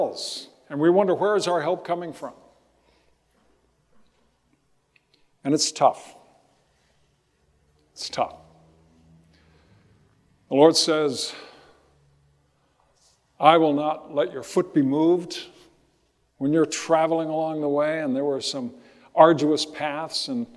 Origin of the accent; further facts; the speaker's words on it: Riverside, California, United States; As a kid growing up in Riverside, I remember looking out to Mount Baldy